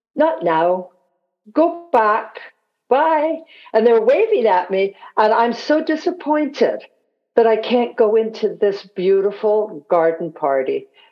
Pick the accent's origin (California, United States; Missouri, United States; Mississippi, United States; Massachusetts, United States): California, United States; San Francisco; also born or lived in Scotland; growing up in San Francisco